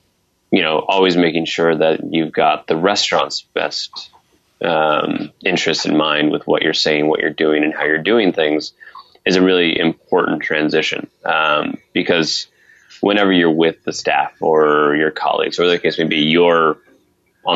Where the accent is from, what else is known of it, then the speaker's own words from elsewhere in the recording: Northeast Ohio, United States; I'm from Northeast Ohio